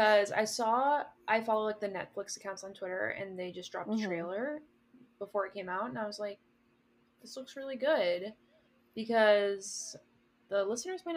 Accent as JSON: {"language": "English", "region": "Texas", "country": "United States", "moved": "yes", "said": "like we're all from Texas. And even though me and Eric are in different states, like I at least feel like a very strong tie to Texas"}